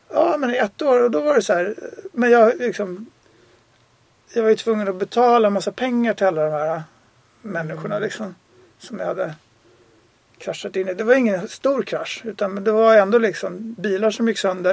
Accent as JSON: {"language": "Swedish", "country": "Sweden", "moved": "as an adult", "said": "jag är också svensk"}